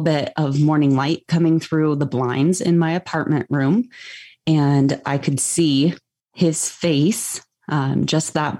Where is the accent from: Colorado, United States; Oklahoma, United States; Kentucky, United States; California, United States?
Colorado, United States; Greeley; I actually grew up in Greeley